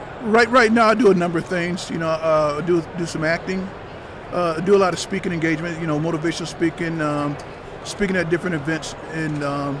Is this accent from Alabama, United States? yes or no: yes; Anniston, Alabama, United States; born there; I was born in Fort McClellan, Alabama, in Anniston, Alabama.